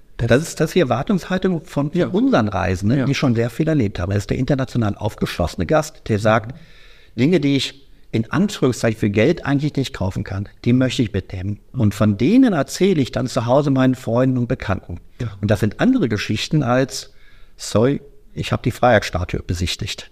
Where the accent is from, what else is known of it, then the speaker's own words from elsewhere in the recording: Düsseldorf, North Rhine-Westphalia, Germany; Ich komme aus Düsseldorf.